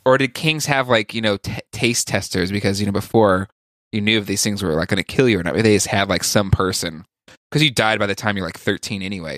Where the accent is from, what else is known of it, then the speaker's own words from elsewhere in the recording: California, United States; I grew up in California